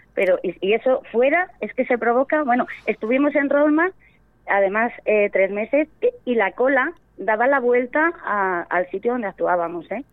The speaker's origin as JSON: {"language": "Spanish", "town": "Venta de Baños", "region": "Castile and León", "country": "Spain", "lives_now": "Íscar, Spain", "said": "mi pueblo, Venta de Baños e Iscar, que es donde vivo"}